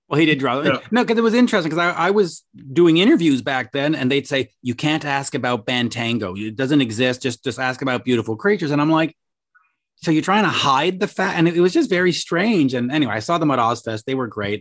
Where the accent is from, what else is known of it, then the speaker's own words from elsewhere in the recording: Canada; I'm a Canadian